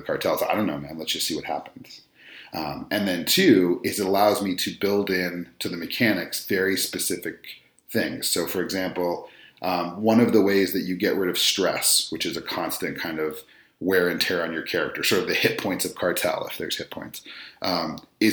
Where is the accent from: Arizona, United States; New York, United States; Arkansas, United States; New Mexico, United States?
New Mexico, United States; I'm Latino, I'm from New Mexico, which is a weird place anyway